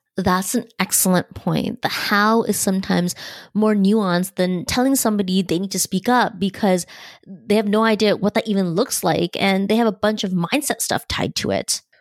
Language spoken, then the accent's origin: English; Canada; I was born in Canada, there were cultural and ethnic norms in my upbringing